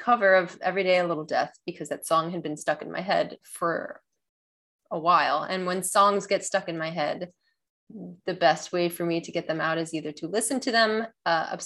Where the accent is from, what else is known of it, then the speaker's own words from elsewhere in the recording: Chicago, Illinois, United States; moved away as an adult; also born or lived in Boston; I'm originally from Chicago